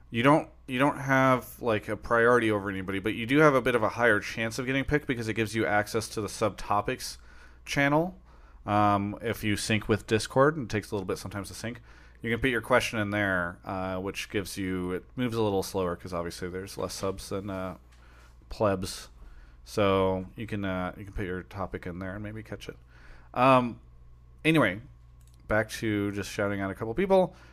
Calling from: Salt Lake City, Utah, United States; I'm calling from Salt Lake City, Utah.

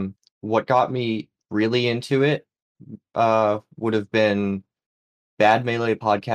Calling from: New England, United States; Hello. Calling in from New England.

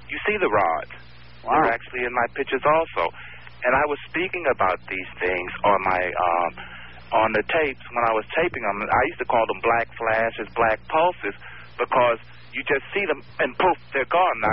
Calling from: New York City, New York, United States; I'm calling from Brooklyn.

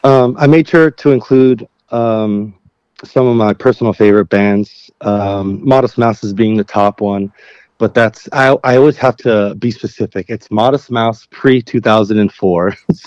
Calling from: Los Angeles, California, United States; I'm in Northeast LA right now, just at home, hanging out

